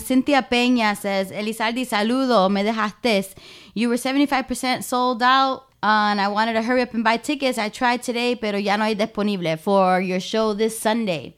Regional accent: Chicago, Illinois, United States; moved away as an adult; now in Florida, United States; I was born and raised in Humboldt Park in Chicago, and that I left, um, everything I had and I moved to Florida to be with you.

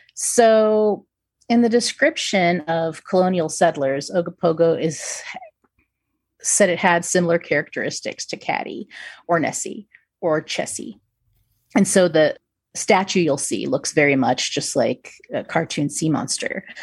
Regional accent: United States; I'm American

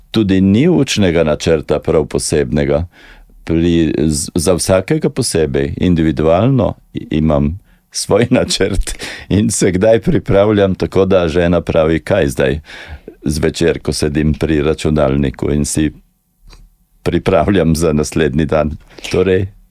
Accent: Slovenia; smo Slovenci

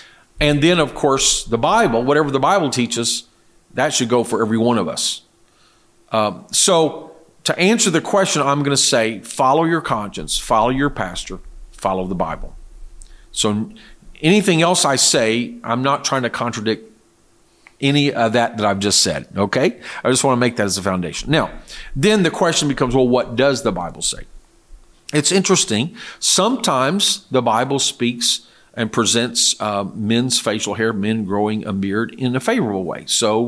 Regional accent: South Korea; I remember I grew up in Korea. In that culture, traditionally, at least the time I was there, the 60s and 70s, men would invariably shave.

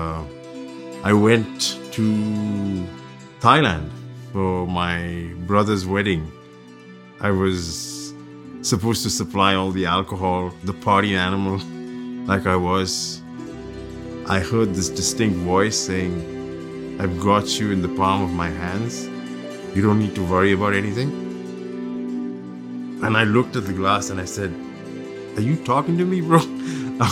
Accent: Dubai, United Arab Emirates; moved away; I grew up in the Middle East, Dubai specifically.

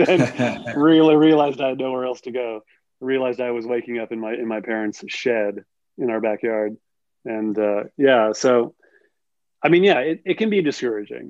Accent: El Cerrito, California, United States; I'm from El Cerrito, California, in the East Bay of the California the Bay Area

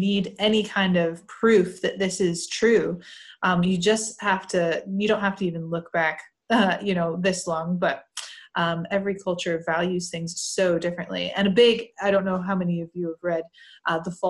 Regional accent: United States; moved away as an adult; now in United Kingdom; growing up in America as I did, the schools I went to in America, and then moving over here

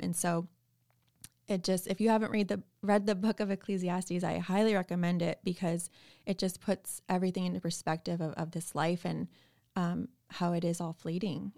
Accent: Chicago suburbs, Illinois, United States; moved away as an adult; also born or lived in San Antonio, Texas / Austin, Texas; now in Nashville, United States; I was born and raised in the Chicago suburbs, um, lived there my whole life

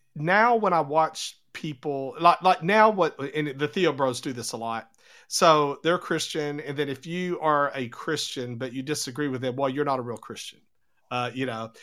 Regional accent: United States

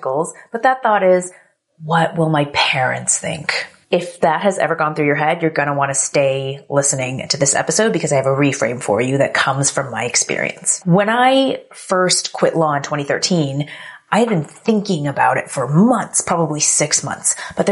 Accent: United States; I was born here in the US, but my parents immigrated from Korea

